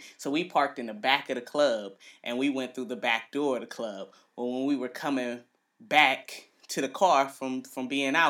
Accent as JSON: {"language": "English", "town": "Cleveland", "region": "Ohio", "country": "United States", "said": "I am from Cleveland."}